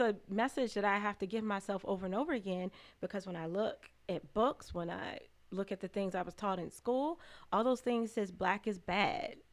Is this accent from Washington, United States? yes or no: no; Chicago, Illinois, United States; now in Lansing, United States; Chicago, Illinois. Okay. Um, my parents um, moved to the suburbs when I was little